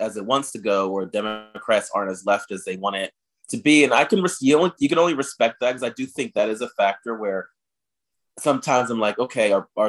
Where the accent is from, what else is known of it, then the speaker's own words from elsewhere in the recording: New Jersey, United States; moved away; my home state of New Jersey